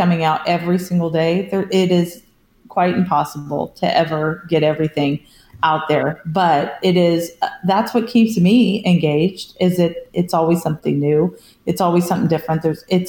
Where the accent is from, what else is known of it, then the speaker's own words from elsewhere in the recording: California, United States; I grew up in California